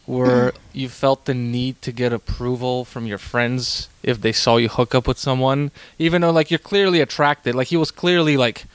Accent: Canada; because I'm Canadian

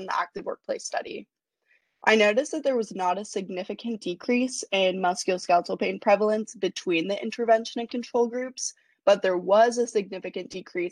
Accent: Portland, Oregon, United States; moved away as an adult; also born or lived in New Orleans; growing up in Portland

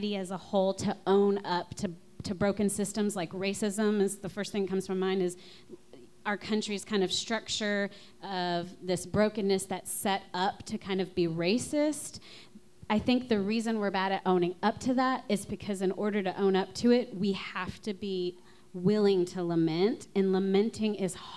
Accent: Louisiana, United States; I'm from Louisiana

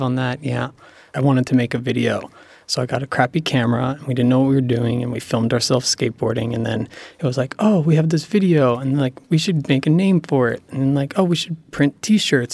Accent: Cranford, New Jersey, United States; My hometown, Cranford, New Jersey

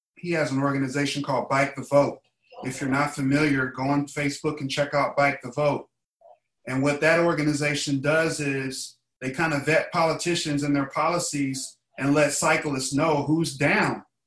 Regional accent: Indiana, United States; now in Los Angeles, United States; I'm from Indiana

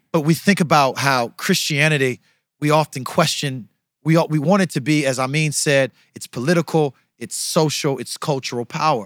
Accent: United States; I'm from America

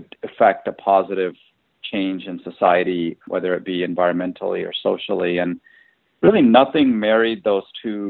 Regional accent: Tennessee, United States; moved away; also born or lived in India / Illinois; I was born in India, and then I emigrated as a kid to Tennessee and lived there for about 8 years

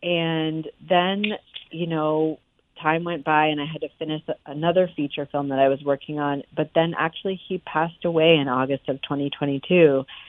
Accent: Amherst, Massachusetts, United States; Well, I was actually born at Coolidge Dick, and I grew up in Amherst. And so this is my home.

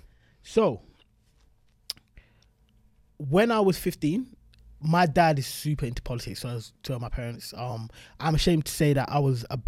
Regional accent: South London, London, United Kingdom; And I was like, yeah, I'm 13 from South London.

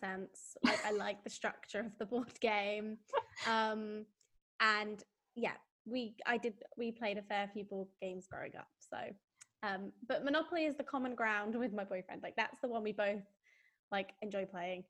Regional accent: United Kingdom; I am British

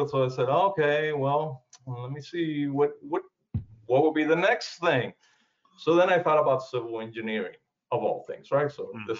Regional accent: South Florida, United States; moved away as an adult; also born or lived in Cuba; now in Georgia, United States; I was born in Cuba. I came to the uh, U.S. in 1969, mm-hmm. and basically I grew up in uh, South Florida and moved to Georgia uh, in 2006.

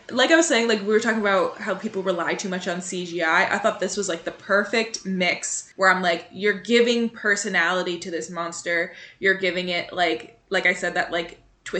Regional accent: United States; I am American

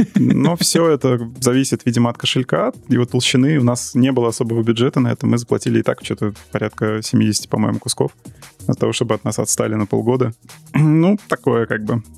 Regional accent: Moscow, Russia; accent: akanye; also born or lived in Saint Petersburg; исконно тоже из Москвы, да. Москвич.

